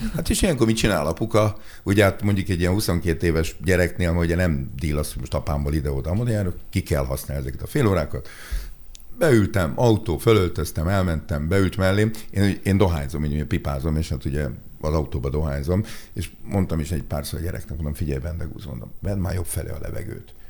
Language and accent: Hungarian; Budapest, Hungary; Én ide jártam nem messze a Verespáli gimnáziumban, ami szerintem egy tök jó iskola, én itt nőttem fel a belvárosba